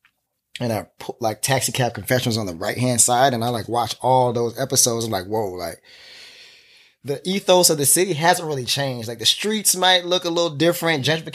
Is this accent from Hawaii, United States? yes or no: no; Florida, United States; now in New York City, United States; I'm from Florida. I'm a Floridian. But I've lived in New York longer than I've lived in any